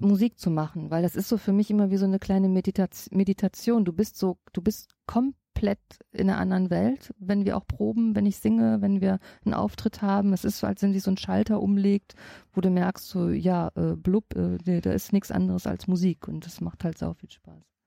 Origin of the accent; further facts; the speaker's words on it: Düsseldorf, North Rhine-Westphalia, Germany; Ich sag Bütchen. Ich komme aus Oberbilk, ich sag Bütchen